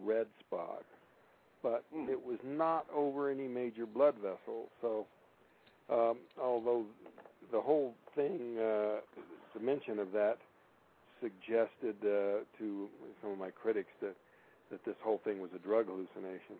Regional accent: Payson, Arizona, United States; moved away; I used to ride a school bus back when I lived in Payson

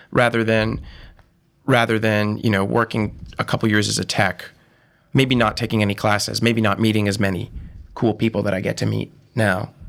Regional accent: Monterey, Massachusetts, United States; moved away as an adult; also born or lived in Providence, Rhode Island; now in New York, United States; I'm from Monterey, Massachusetts, town of, like, a thousand people. And, uh, I, I grew up there, essentially

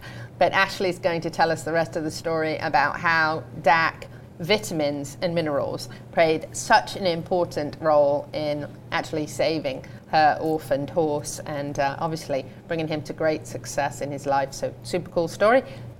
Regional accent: United Kingdom; accent: British; now in United States

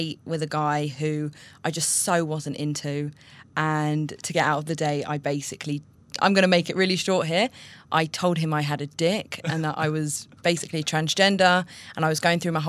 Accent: London, United Kingdom; moved away as an adult; now in Israel; I came from London. I moved to Israel 4.5 years ago now.

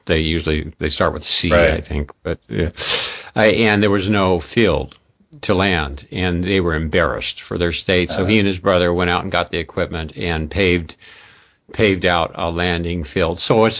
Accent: California, United States; I grew up in California

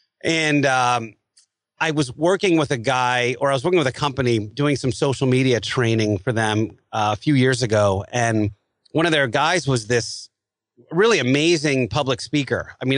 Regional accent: Ohio, United States; also born or lived in Philadelphia, Pennsylvania; I was from Ohio and from Philadelphia. We had brutal winters up there

